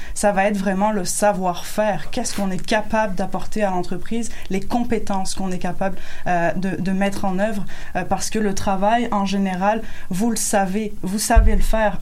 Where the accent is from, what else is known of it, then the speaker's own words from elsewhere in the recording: France; moved away as an adult; now in Quebec, Canada; je suis française